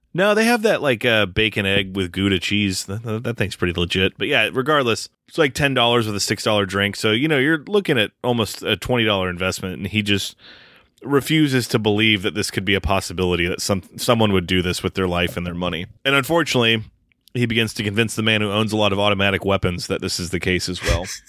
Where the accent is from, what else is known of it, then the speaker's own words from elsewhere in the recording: United States; watching this as an American